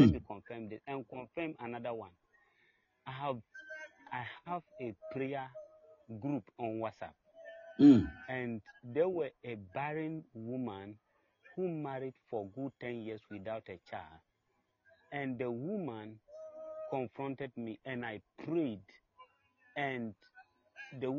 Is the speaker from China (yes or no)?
no; Ghana; I'm from Ghana